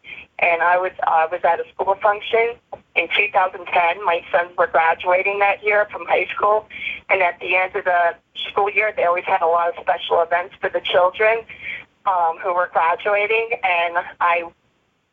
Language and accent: English; New Jersey, United States; now in South Jersey, United States; I'm from North Jersey. I came to South Jersey.